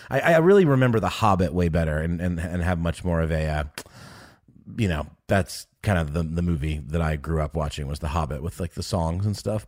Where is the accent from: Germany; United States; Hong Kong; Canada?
Germany; moved away; I was born in Germany.